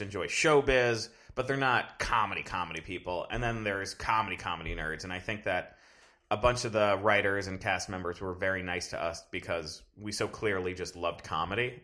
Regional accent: Fort Lauderdale, Florida, United States; moved away; I'm originally from South Florida

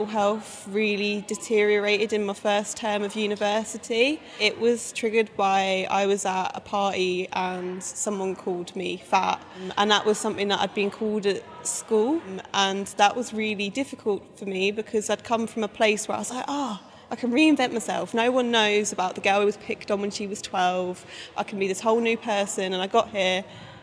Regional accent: Essex, East of England, United Kingdom; moved away as an adult; also born or lived in Leeds; I'm from Essex

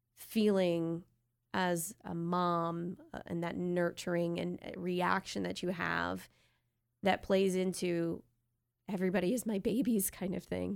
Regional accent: New York, United States; moved away as an adult; now in Ohio, United States; Our, our family and friends that we grew up with are in New York, both of us. We were born and raised there.

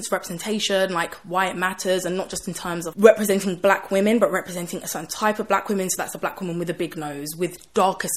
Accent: Croydon, London, United Kingdom; also born or lived in Canning Town, East London; I grew up in Croydon, a really black area.

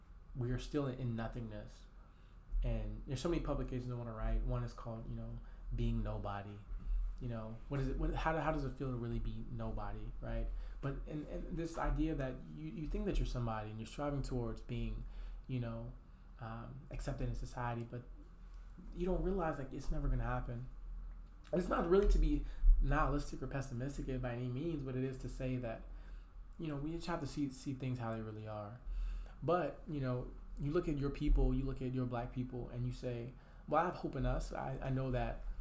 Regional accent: Tulsa, Oklahoma, United States; I got to shout out my hometown. I'm from Black Wall Street. I'm from Tulsa, Oklahoma.

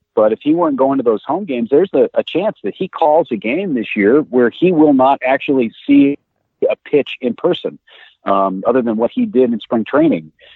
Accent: Northern California, United States; I grew up in Northern California

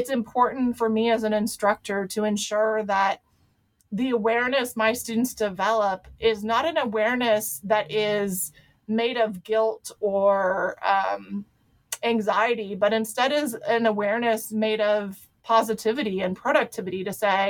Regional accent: Ohio, United States; I was raised in Ohio.

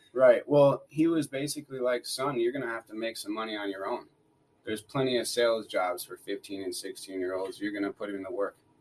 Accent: Wisconsin, United States; I grew up in Wisconsin. I grew up in a little town called Rocktown

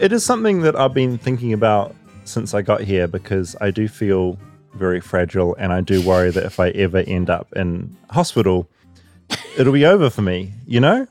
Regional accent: New Zealand; now in United States; I come from New Zealand

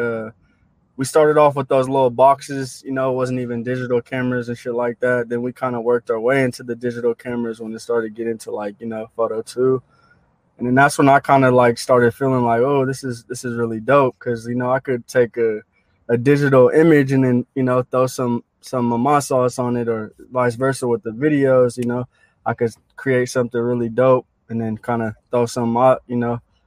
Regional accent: San Jose, California, United States; now in Hayward, United States; I grew up in Hayward, but I was born and raised in San Jose

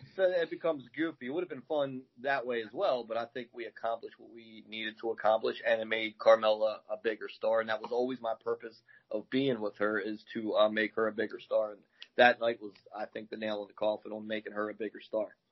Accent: Baltimore, Maryland, United States; now in Glen Burnie, United States; I'm in uh, Glen Burnie right now. I'm from Baltimore

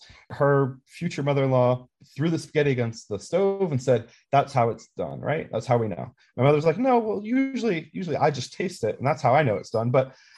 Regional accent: Ringwood, New Jersey, United States; I'm originally from Ringwood, New Jersey, which is at the top end of Passaic County.

